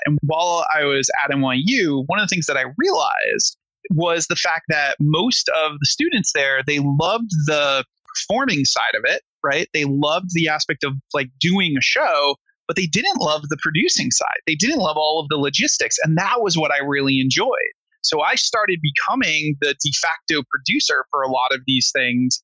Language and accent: English; Rhode Island, United States; moved away as an adult; now in New York, United States